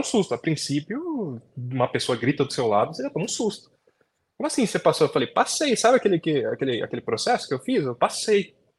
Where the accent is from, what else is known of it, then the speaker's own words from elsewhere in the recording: São Paulo, Brazil; eu nasci fui criado aqui em São Paulo. Zona Norte.